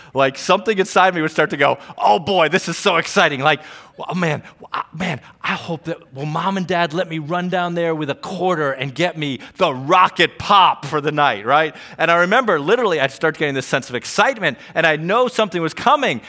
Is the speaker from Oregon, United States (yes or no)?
no; Trumbull, Connecticut, United States; I grew up in Trumbull. I grew up, um, up in the Tashua area off of Stonehouse Lane